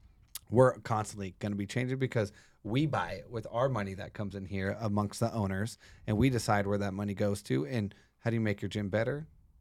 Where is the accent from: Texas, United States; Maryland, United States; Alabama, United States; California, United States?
California, United States; Yucaipa; born there; I was born in San Bernardino, Yucaipa in California in the water, which was illegal.